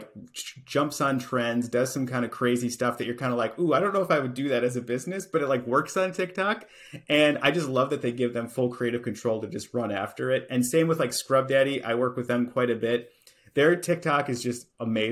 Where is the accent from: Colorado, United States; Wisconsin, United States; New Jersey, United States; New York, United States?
Wisconsin, United States; Appleton; you're from Appleton, Wisconsin, which is where I'm from.